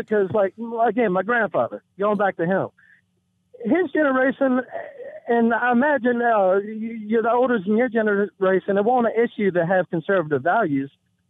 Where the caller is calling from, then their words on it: Sandston, Virginia, United States; Sandston, Virginia.